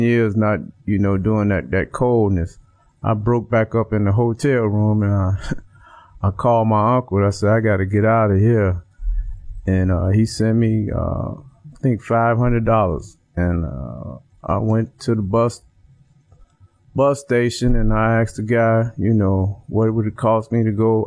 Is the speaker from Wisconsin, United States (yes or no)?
no; Chicago, Illinois, United States; I'm from Chicago, Illinois, mm-hmm. Uh, the West Side, pretty rough area uh, with gangs, uh, drugs, violence, and prostitution, gambling, and things like that. Mm-hmm. And I was the only child, so basically I grew up in the streets